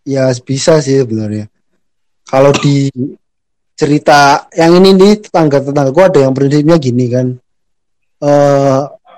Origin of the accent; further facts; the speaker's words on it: Central Java, Indonesia; accent: Ngapak; orang secara silsilah tuh aku masuknya Sunda ya wilayahnya Sunda tapi KTP-nya Jawa Tengah ya tapi bahasanya Jawa Tengahnya ngapak ya